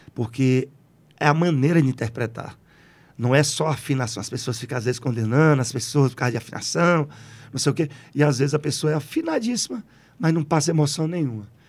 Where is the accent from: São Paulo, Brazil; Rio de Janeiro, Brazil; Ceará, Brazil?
Ceará, Brazil; Jardim, Crato, Juazeiro; also born or lived in Sousa, Paraíba; com menos de três anos de idade, eu voltei, voltei não fui, lá, lá para Jardim Crato, Juazeiro, e a minha criação é toda assim